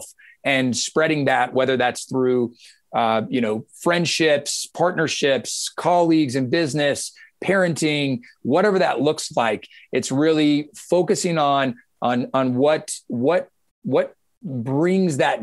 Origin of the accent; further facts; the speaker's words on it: Georgia, United States; I was born and raised in Georgia